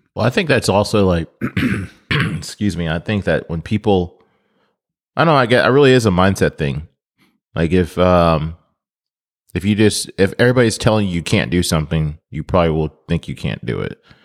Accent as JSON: {"language": "English", "country": "United States", "said": "I'm, I'm American"}